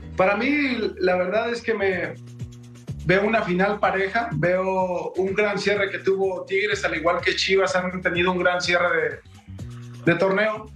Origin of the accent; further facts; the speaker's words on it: Mexico; jugador mexicano o como exjugador mexicano